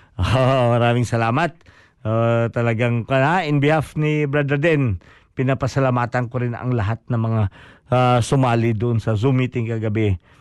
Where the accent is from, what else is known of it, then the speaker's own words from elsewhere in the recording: Bisaya, Visayas, Philippines; first language Cebuano (Bisaya); Tagalog is a second language; now in New Zealand; yun ang kinalakihan ko eh, yung magsalita ng uh, Bisaya